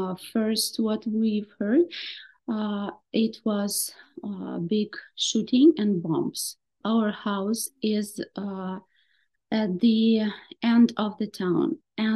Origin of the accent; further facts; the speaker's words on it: Kherson, Kherson Oblast, Ukraine; first language Russian; English is a second language; I was born in Kherson and yes.